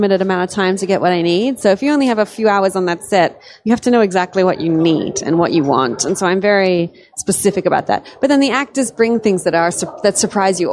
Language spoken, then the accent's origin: English; Australia; I'm Australian, and my granddad actually owned a pub